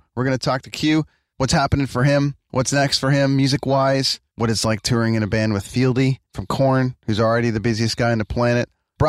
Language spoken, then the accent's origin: English; Canada; I'm a Canadian in New York